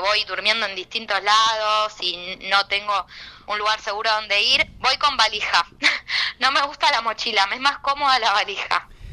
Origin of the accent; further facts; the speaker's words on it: Buenos Aires, Argentina; yo soy porteña